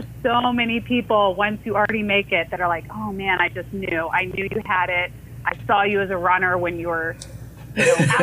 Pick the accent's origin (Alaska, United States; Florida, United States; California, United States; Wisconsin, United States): Florida, United States; Orlando; also born or lived in Iowa; I was born in Iowa, but yeah, I grew up in Orlando.